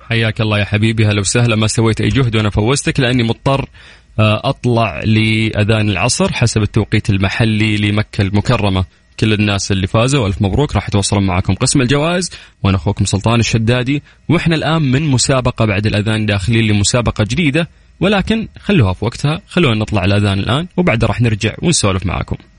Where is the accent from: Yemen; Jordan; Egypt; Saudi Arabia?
Saudi Arabia